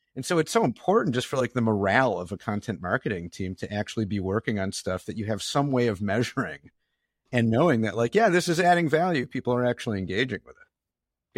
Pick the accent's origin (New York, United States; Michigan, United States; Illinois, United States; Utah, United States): Michigan, United States; Detroit; I grew up in Detroit